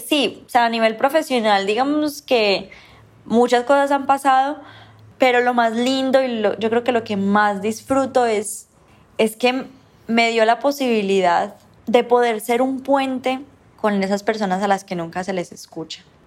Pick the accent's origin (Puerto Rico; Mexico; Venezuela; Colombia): Colombia; esa música que nosotros ya tenemos aquí como colombianos